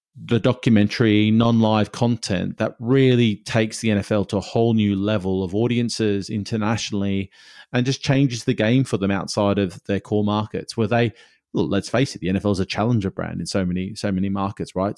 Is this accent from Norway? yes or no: no; Australia; born or raised there